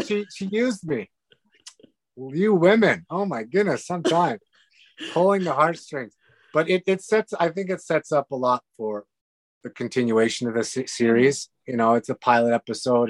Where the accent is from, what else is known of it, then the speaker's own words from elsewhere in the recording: Western Canada, Canada; moved away; also born or lived in Hungary; we grew up in the West